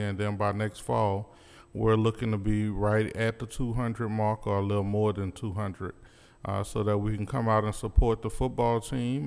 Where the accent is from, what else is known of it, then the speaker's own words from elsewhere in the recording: New Orleans, Louisiana, United States; now in Little Rock, United States; I'm from New Orleans, Louisiana.